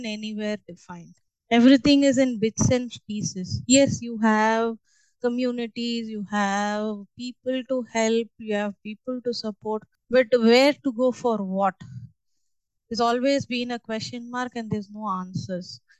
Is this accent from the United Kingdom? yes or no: no; Chennai, Tamil Nadu, India; moved away as an adult; also born or lived in Mumbai, India; I was born and brought up in Chennai.